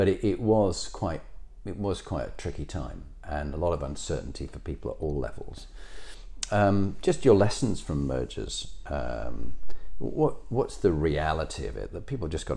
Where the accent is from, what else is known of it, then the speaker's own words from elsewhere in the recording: Halifax, Yorkshire and the Humber, United Kingdom; we grew up in Halifax